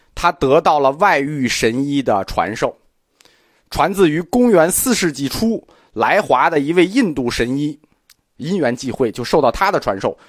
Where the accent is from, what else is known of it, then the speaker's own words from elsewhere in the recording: China; 我们中国人